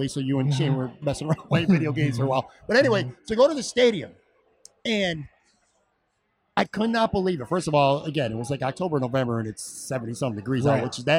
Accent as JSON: {"language": "English", "town": "Buffalo", "region": "New York", "country": "United States", "said": "we're from Buffalo."}